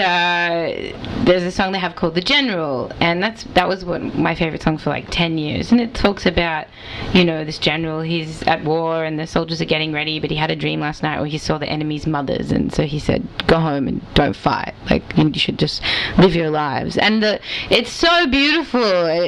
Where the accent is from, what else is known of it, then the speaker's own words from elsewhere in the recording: Melbourne, Victoria, Australia; not just a really weird Boston accent, like, I'm Australian. Australia.